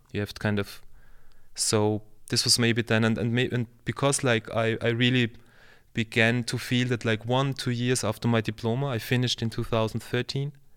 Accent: Vienna, Austria; also born or lived in Lower Austria; I'm from Vienna, so I was born in Vienna, and I kind of, since then I live and work in Vienna and Lower Austria

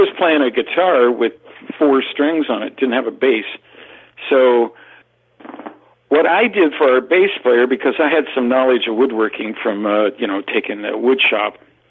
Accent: Southern California, United States; by the early 60s, I grew up in Southern California on the beach.

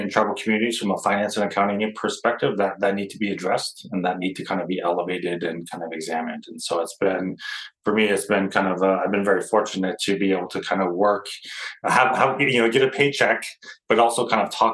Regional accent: Rosebud Reservation, South Dakota, United States; I grew up on the Rosebud Reservation

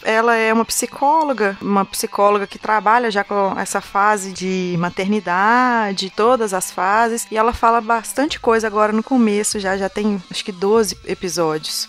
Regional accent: Minas Gerais, Brazil; Eu sou de Minas

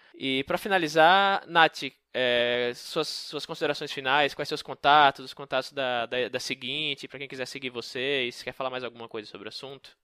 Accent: Northeast Region, Brazil; moved away as an adult; eu que sou nordestino, né? Morei lá minha vida toda

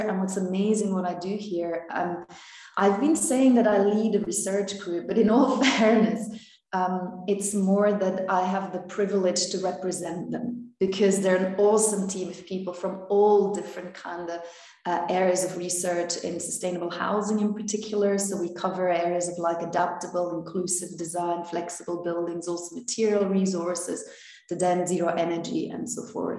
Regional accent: Belgium; moved away as an adult; also born or lived in London / Finland; I was born in Belgium

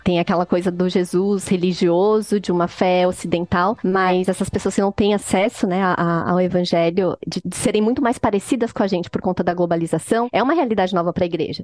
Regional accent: Brazil; nós brasileiros

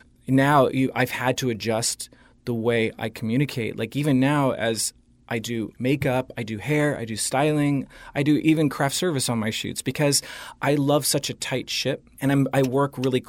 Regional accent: Dana Point, California, United States; also born or lived in Los Angeles; I'm from Orange County, actually. I grew up in Orange County near Dana Point. I left home at a very early age. I was around 15.

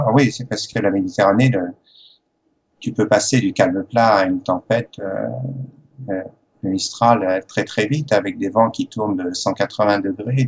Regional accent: Les Sables-d'Olonne, Pays de la Loire, France; born or raised there; accent: French; moved away as an adult; also born or lived in Paris / Morocco / Algeria / Cairns, Australia; now in Australia

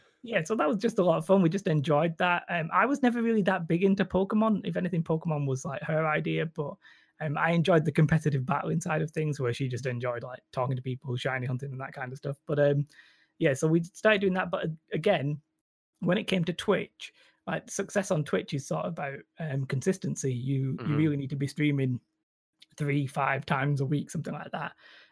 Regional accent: England, United Kingdom; accent: northern English; I would sort of disagree with my northern English accent

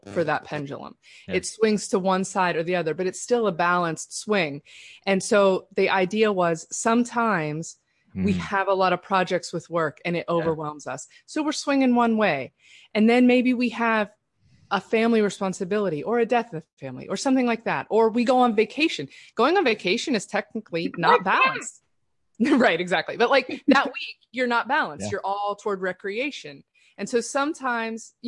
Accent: Pittsburgh, Pennsylvania, United States; I grew up in Pittsburgh

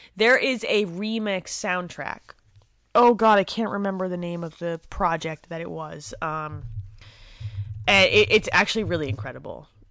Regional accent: New Jersey, United States; I'm Italian, I'm from Jersey

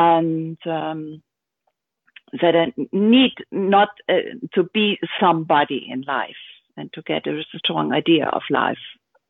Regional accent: Hamburg, Germany; English is a second language; moved away as an adult; now in Berlin, Germany; I was born in Hamburg

